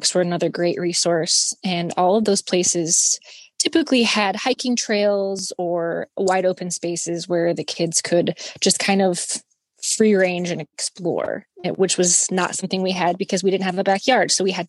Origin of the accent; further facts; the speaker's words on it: Iowa, United States; moved away as an adult; also born or lived in Kansas City; now in Los Angeles, United States; I was born and raised in Iowa.